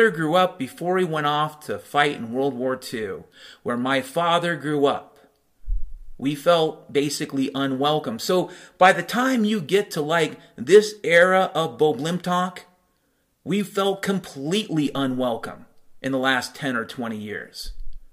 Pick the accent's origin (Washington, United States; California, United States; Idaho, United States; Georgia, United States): Washington, United States; Mount Vernon; moved away; also born or lived in Chicago; I grew up in Mount Vernon, Washington